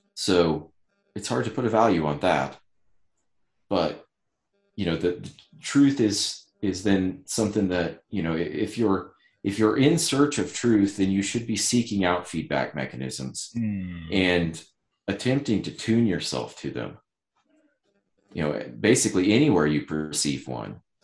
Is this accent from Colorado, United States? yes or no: yes; Ouray, Colorado, United States; I was born in the mountains, Southwest Colorado.